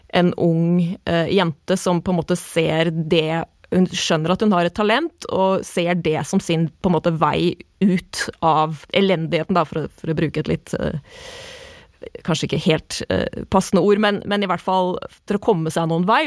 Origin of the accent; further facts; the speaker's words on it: Moss, Østfold, Norway; Jeg er mossing.